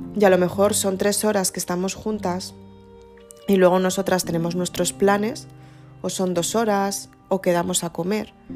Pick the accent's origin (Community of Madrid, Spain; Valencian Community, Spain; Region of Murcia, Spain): Community of Madrid, Spain; Madrid; Somos las dos de Madrid